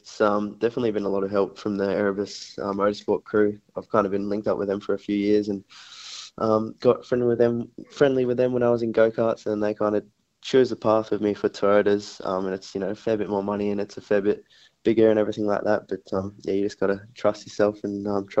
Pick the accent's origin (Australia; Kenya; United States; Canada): Australia; South Australia; in Adelaide, in my home state